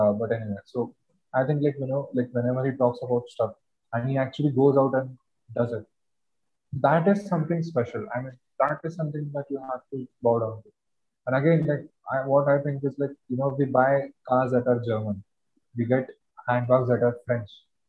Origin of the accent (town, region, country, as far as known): India